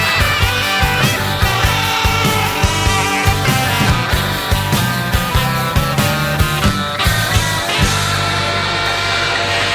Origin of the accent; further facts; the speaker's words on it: Cleveland, Ohio, United States; I grew up in Cleveland.